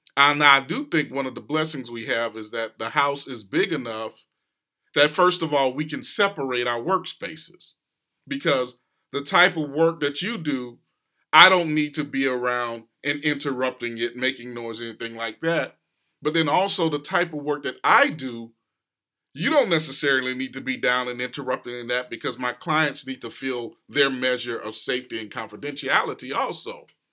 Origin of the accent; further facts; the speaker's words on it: West Coast, United States; now in East Coast, United States; I grew up on the West Coast, and so even though I'm here on the East Coast now